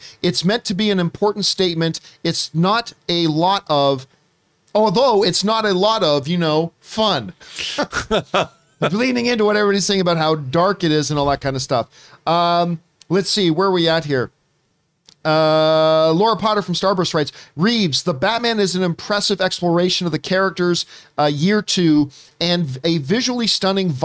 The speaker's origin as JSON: {"language": "English", "country": "Canada", "moved": "yes", "said": "my home country of the Canada"}